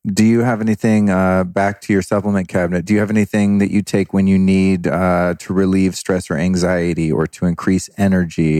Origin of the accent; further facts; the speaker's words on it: Northern California, United States; I grew up in Northern California